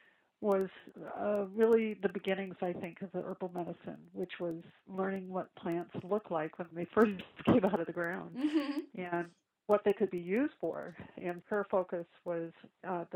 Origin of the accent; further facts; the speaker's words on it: Lansing, Michigan, United States; moved away as an adult; also born or lived in Princeton, New Jersey; I grew up in a city, from Michigan, in Lansing